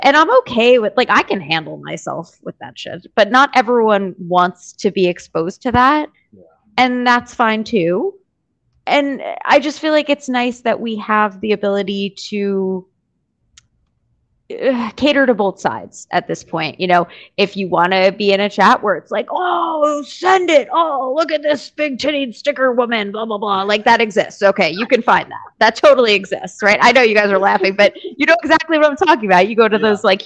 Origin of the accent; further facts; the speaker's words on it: New York, United States; I'm a New Yorker